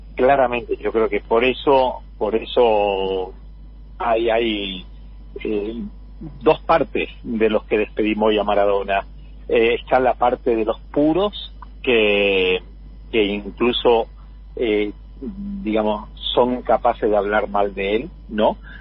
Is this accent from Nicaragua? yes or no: no; southern Spain, Spain; now in Argentina; yo soy del sur de España